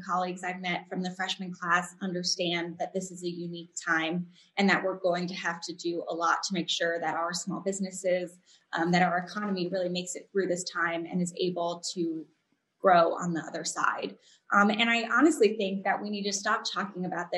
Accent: San Diego, California, United States; when I was growing up in San Diego

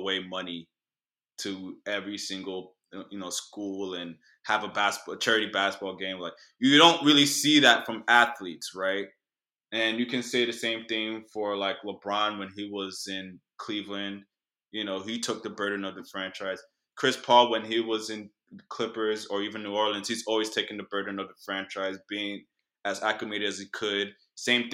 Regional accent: Nigeria; now in Houston, United States; I'm Nigerian

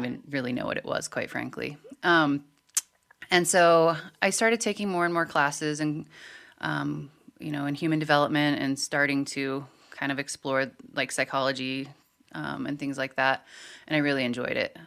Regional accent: Montana, United States; growing up in Montana, there is this overall cultural view

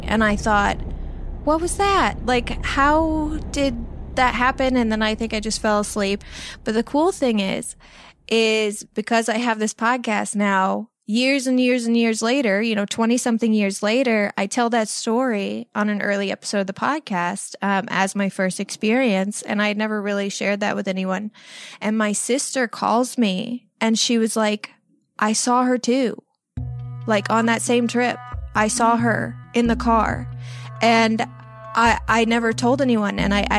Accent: Illinois, United States; now in Los Angeles, United States; I am 32 years old. I live in Los Angeles, California. I moved here 11 years ago from Southern Illinois.

